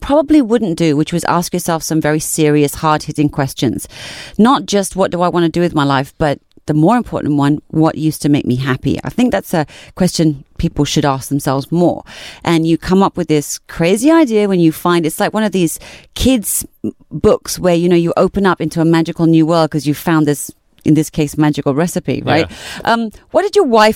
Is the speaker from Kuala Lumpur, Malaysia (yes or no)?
no; Seremban, Negeri Sembilan, Malaysia; my hometown too